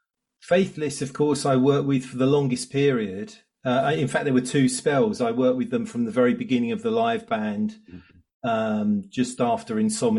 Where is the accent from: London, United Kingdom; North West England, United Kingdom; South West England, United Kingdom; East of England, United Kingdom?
East of England, United Kingdom; Southeast Essex; I grew up in Southeast Essex with one brother